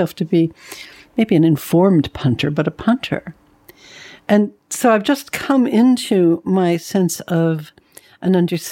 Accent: Los Angeles, California, United States; now in United Kingdom; I was born in Hollywood

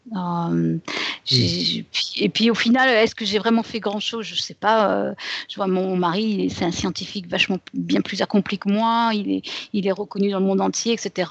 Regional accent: France; moved away as an adult; now in United States

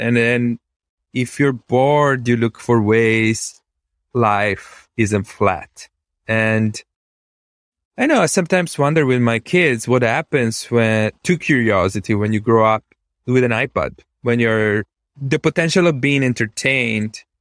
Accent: Venice, Veneto, Italy; English is a second language; moved away as an adult; now in United States; I was born in Venice, Italy, which is a strange place to be born and grow up

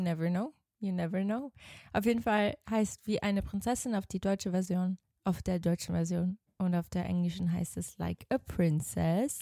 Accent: Switzerland; born or raised there; accent: Swiss German; moved away as an adult; now in Germany

